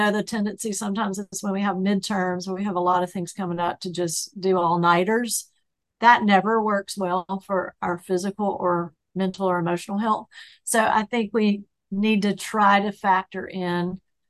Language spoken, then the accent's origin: English; the South, United States; I'm from the South